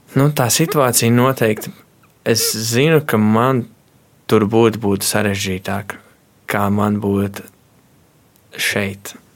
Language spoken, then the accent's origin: Latvian; Kārķi, Valka Municipality, Latvia; es nāku no mazas ciematiņa kārķos